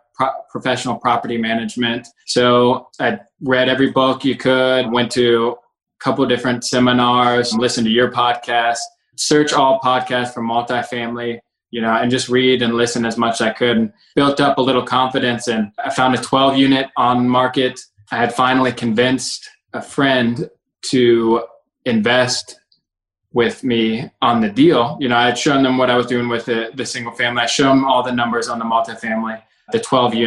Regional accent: Cincinnati, Ohio, United States; also born or lived in Kentucky; I was born and raised in Cincinnati.

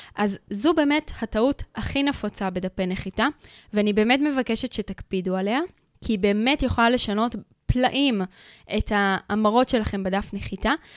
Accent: Israel; אנחנו קהל ישראלי

